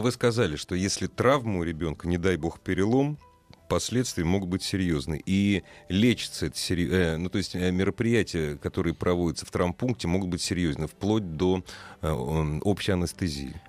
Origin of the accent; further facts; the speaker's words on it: Moscow, Russia; Мы, москвичи